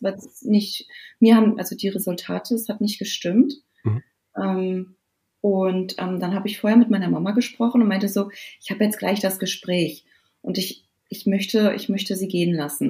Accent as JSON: {"language": "German", "country": "Germany", "said": "bei uns in Deutschland"}